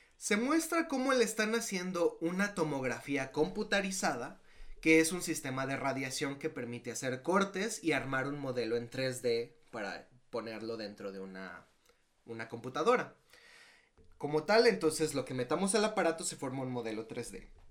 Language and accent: Spanish; Mexico; nosotros como mexicanos estamos acostumbrados a ver eso